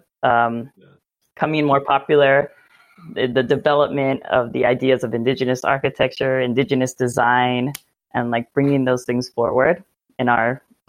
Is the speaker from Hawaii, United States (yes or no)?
yes; Waiau, Hawaii, United States; now in Moorea, French Polynesia; I'm from Hawaii and I grew up in Hawaii